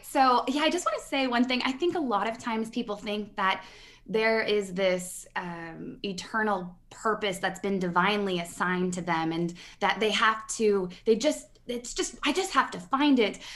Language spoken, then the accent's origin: English; Midwest, United States; I'm from the Midwest, and part of my paradigm, the mindset upbringing that I came